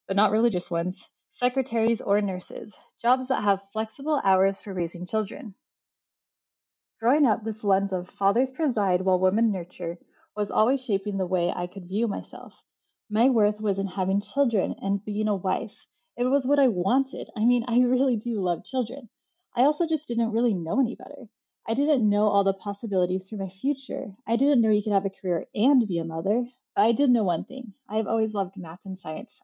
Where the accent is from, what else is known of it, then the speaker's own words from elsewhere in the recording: Utah, United States; I grew up in Utah